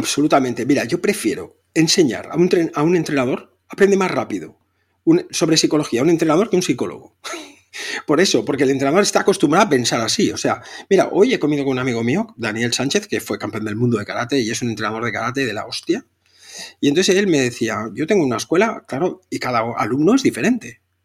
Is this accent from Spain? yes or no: yes; Catalonia, Spain; soy catalán